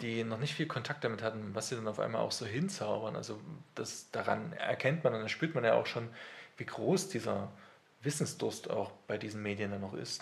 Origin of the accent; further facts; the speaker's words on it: near Wurzen, Leipzig area, Saxony, Germany; now in Leipzig, Germany; Also ich komme halt aus dem Umkreis von Leipzig, äh, tatsächlich aus Losser bei Wurzen. Und da habe ich bei meinen Eltern, die haben halt einen Bauernhof